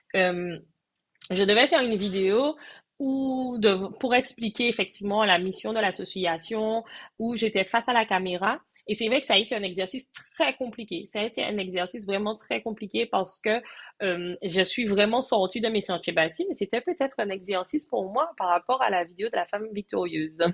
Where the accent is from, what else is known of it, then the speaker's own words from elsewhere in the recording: Martinique; je suis de la Martinique, je réside également en Martinique